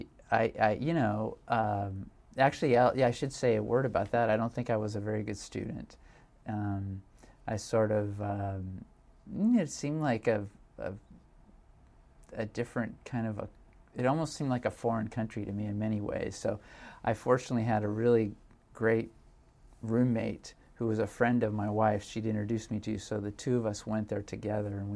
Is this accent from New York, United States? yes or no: no; Silicon Valley, California, United States; I grew up in Silicon Valley